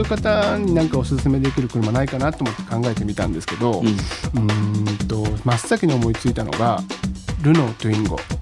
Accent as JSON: {"language": "Japanese", "region": "Okayama", "country": "Japan", "tie": "born or raised there", "first_language": "Japanese", "said": "岡山県生まれ"}